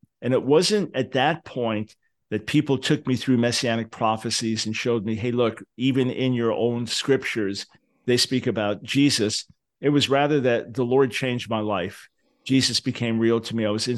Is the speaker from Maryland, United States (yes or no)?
no; Long Island, New York, United States; Yeah, I was born in 1955 in New York City. Moved to Long Island a few years after that.